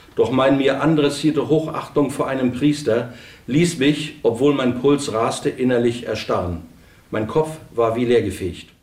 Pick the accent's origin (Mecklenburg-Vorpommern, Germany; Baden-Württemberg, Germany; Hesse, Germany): Mecklenburg-Vorpommern, Germany; Rostock; ich bin also 1951 in Rostock geboren, habe mein Abitur dort gemacht und bis zum Abitur bei meinen Eltern gewohnt